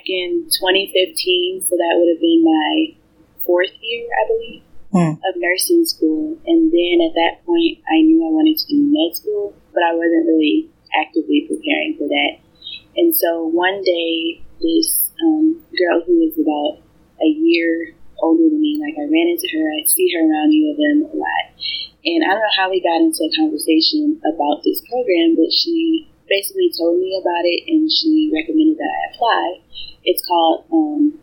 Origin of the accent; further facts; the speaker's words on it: Canton, Michigan, United States; I'm from Canton, Michigan, which if you're not from Michigan, that's maybe 30 to 40 minutes from Detroit, Michigan.